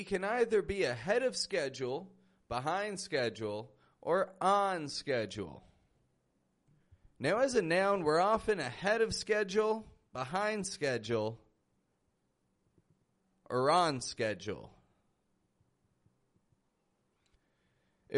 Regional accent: Toronto, Ontario, Canada; I'm from Toronto, that's in Canada.

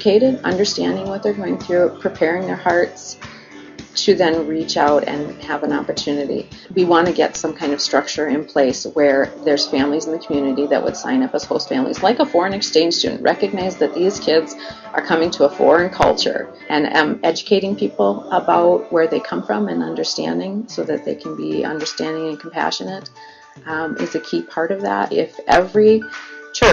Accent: Grand Rapids, Michigan, United States; both Mike and I grew up here in Grand Rapids

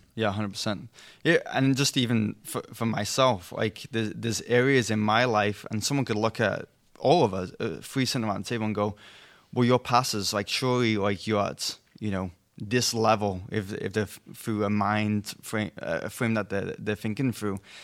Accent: England, United Kingdom; moved away; I'm English, not European.

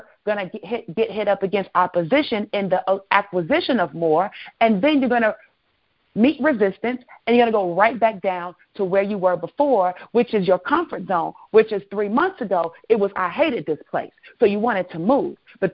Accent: Chicago, Illinois, United States; I'm from Chicago

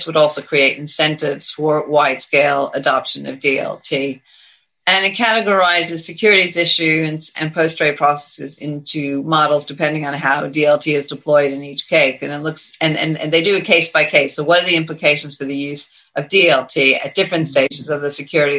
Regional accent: United States; moved away as an adult; now in United Kingdom; having lived here for so many years as an American

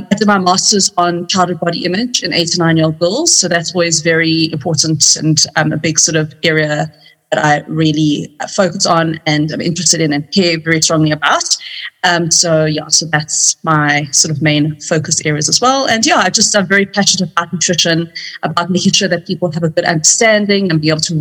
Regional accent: Cape Town, Western Cape, South Africa; moved away as an adult; now in Johannesburg, South Africa; I'm from Cape Town originally.

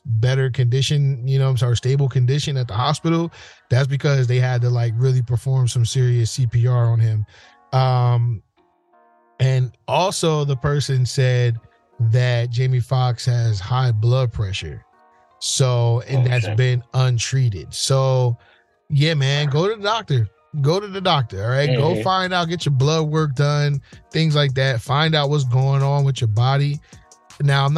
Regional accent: New Jersey, United States; growing up in Jersey

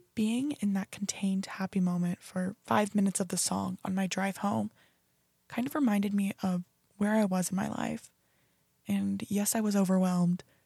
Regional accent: Beaverton, Oregon, United States; moved away as an adult; now in Fort Worth, United States; I was born and raised in Beaverton, Oregon

